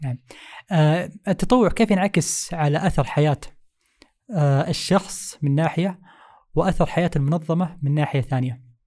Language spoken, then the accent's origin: Arabic; Jeddah, Makkah Province, Saudi Arabia; نحن عندنا في جدة